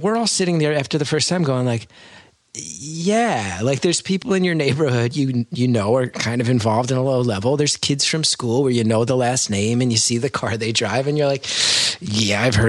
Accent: New Jersey, United States

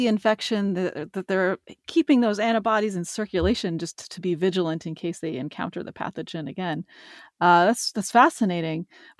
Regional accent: Boston, Massachusetts, United States; based in Boston, Massachusetts, my hometown.

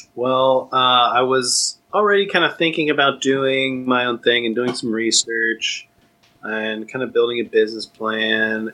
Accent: Austin, Texas, United States; also born or lived in Southern California / Tallahassee, Florida / New York City; I grew up in Austin. I was born in Southern California

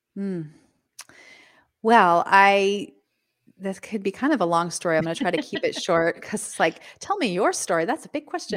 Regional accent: Los Angeles, California, United States; also born or lived in Midwest / San Diego; I grew up in Southern California, in northern Los Angeles area

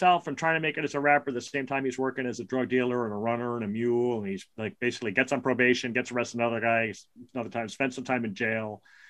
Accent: New York City, New York, United States; He lives 1.2 miles from where I grew up in Brooklyn.

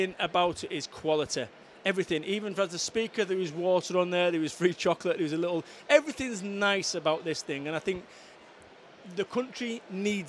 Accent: Salford, North West England, United Kingdom; now in Somerset, United Kingdom; I'm originally from Salford, council estates and what have you

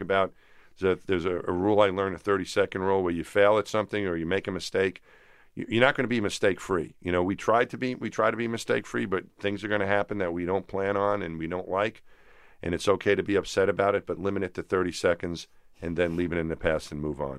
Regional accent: Franklin Square, New York, United States; There's nothing special about us growing up in Franklin Square

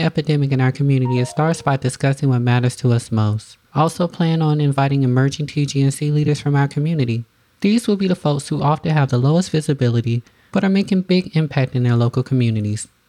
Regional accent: the South, United States; I'm also from the South

